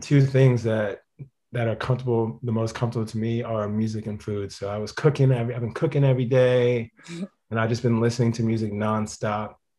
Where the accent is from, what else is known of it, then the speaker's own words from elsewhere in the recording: Boston, Massachusetts, United States; I was born in Boston